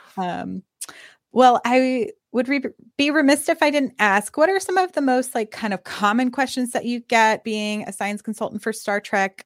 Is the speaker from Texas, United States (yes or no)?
yes; Austin, Texas, United States; also born or lived in Los Angeles; I'm, I'm from Austin, kind of back and forth between L A and Austin.